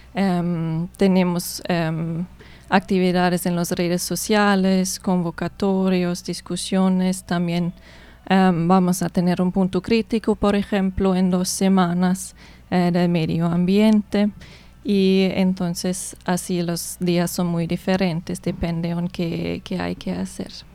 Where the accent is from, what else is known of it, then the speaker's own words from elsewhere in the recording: Germany; Spanish is a second language; moved away as an adult; also born or lived in United States; now in Colombia; soy de Alemania